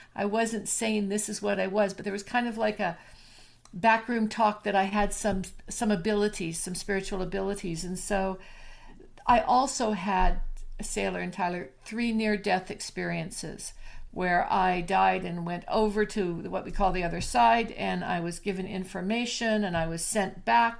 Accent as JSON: {"language": "English", "region": "Alberta", "country": "Canada", "tie": "born or raised there", "said": "I'm from Canada"}